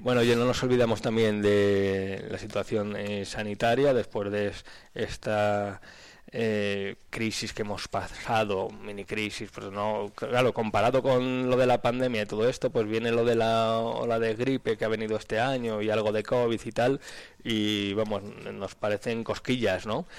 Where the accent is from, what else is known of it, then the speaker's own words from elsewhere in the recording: Aranda de Duero, Castile and León, Spain; mismamente vengo de la Aranda